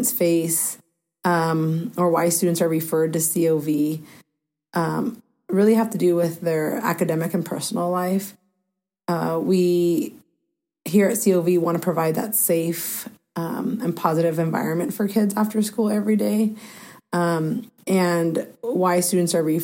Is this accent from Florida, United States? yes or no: no; Mount Vernon, Washington, United States; also born or lived in California; I actually was born and raised in my youth years in California, moved to Washington State in third grade, and then to Mount Vernon when I was in sixth grade. So I say I was raised here in Mount Vernon in Skagit County